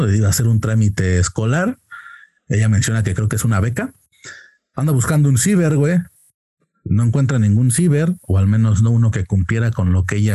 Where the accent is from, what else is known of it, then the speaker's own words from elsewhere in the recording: Querétaro, Mexico; Con eso de que dicen que ya los de Querétaro tenemos acento chilango, ya estoy.